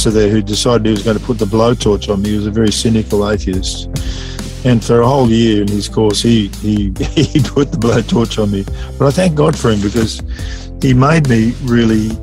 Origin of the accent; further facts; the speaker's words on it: Sydney, New South Wales, Australia; moved away as an adult; also born or lived in Bourke, New South Wales; now in Dubbo, Australia; I was born in the Poppers Hospital in Sydney at Epping